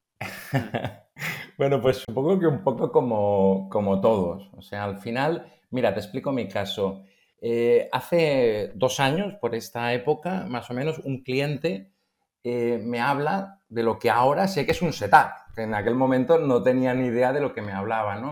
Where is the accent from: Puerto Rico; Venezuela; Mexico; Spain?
Spain; Barcelona, Catalonia; soy de Barcelona